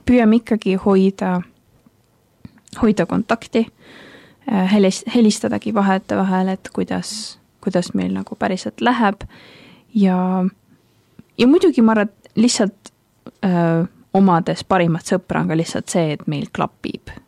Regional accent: Tallinn, Harju County, Estonia; now in Tartu, Estonia; ma muidu olen pärit Tallinnast, aga praegu õpin siis ülikoolis õpin äh, ajalugu ja arheoloogiat täpsemalt ning äh, pean Tartut enda koduks hetkel

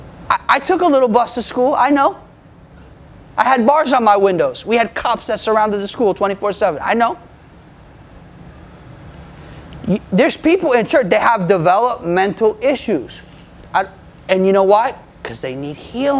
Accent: United States; I'm American

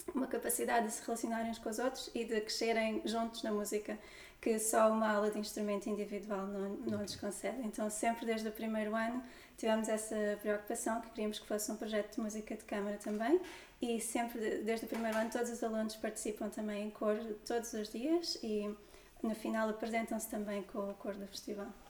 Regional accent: near Lisbon, Portugal; os meus avós já vieram para Lisboa e o meu pai também veio estudar para Lisboa e eu nasci, nasci aqui perto

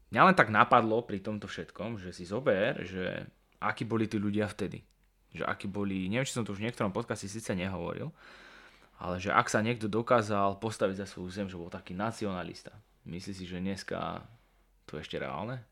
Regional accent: Slovakia; ja som hrdý Slovák

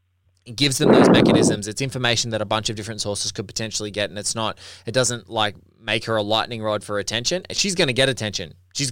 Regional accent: Australia; because I'm Australian and like I look at our country and we're, you know, 20, 25 million people

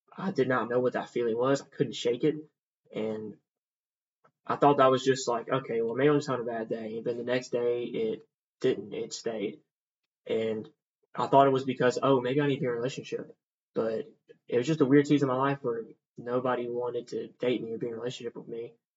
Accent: Columbia, Mississippi, United States; I'm from a small town in Mississippi called Columbia. Um, very small, but also with that, um, with me also growing up in the Bible Belt area

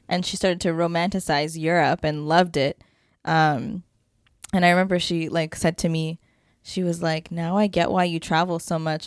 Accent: Canada

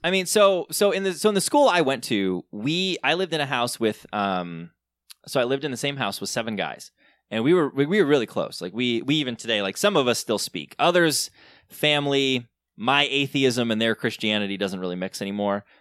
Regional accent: Southern Michigan, United States; I grew up in Southern Michigan in a very conservative, uh, very kinda evangelical world.

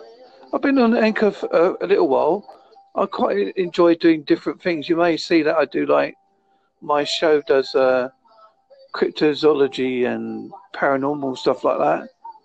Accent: Essex, East of England, United Kingdom; accent: Essex Devon; moved away; also born or lived in Devon; I'm from Devon. I'm originally from Essex.

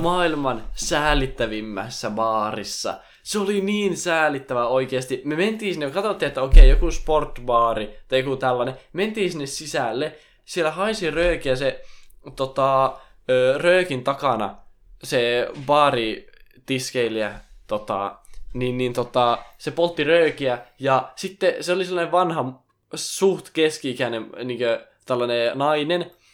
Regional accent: Finland; mä oon Suomesta

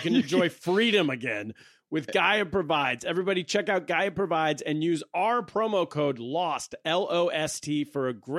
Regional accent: United States; also born or lived in China; growing up in America.

